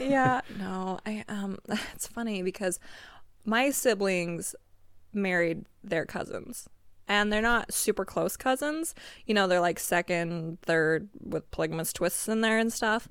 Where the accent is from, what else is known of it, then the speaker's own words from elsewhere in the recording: Pinesdale, Montana, United States; moved away; growing up in Pines, I mean, every one of my classmates was a cousin